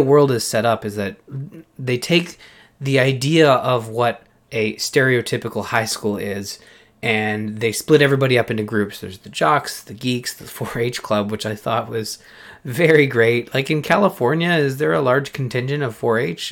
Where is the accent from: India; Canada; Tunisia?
Canada; as a Canadian